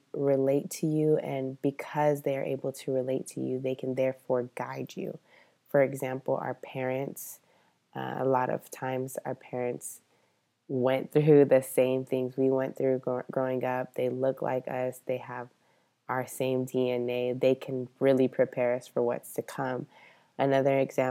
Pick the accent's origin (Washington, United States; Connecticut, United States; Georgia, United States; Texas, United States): Texas, United States; Rio Grande Valley, South; I grew up in the Rio Grande Valley in a small area where I was the only Black girl in my elementary school and in my middle school